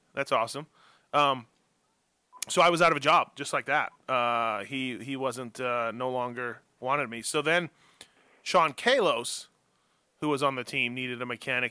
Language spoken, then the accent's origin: English; Canada; moved away as an adult; also born or lived in Newport Beach, California